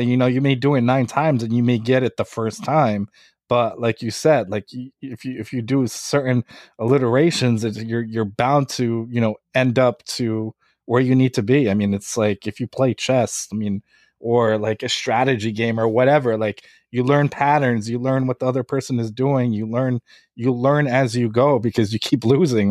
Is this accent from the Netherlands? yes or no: no; Lviv, Lviv Oblast, Ukraine; now in United States; I'm from Lviv, Ukraine. I was born there, and then I immigrated here.